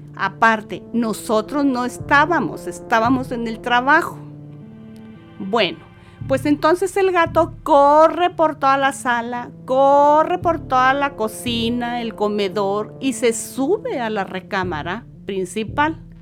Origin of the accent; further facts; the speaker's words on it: Saltillo, Coahuila, Mexico; soy de Saltillo, Coahuila